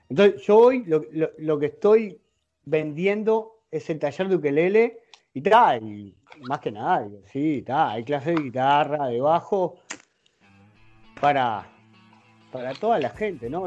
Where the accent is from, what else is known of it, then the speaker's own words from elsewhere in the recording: La Paz, Canelones, Uruguay; also born or lived in San Ramón, Canelones / Montevideo; Estoy en Canelones, donde, donde nací, donde me crié